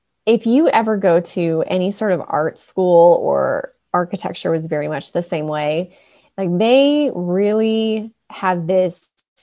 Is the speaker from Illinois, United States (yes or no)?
yes; Chicago suburbs, Illinois, United States; moved away as an adult; now in Colorado, United States; I grew up in the Chicago suburbs and ended up going to college about an hour from where I grew up.